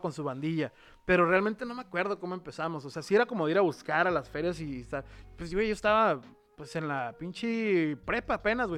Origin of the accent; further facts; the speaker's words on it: Mexico; sí soy mexicano y hay mucho orgullo